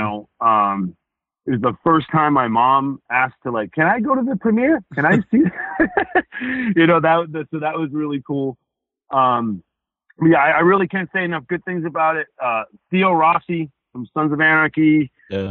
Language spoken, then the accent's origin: English; Rhode Island, United States; I grew up in Rhode Island. I know the walk, I know the talk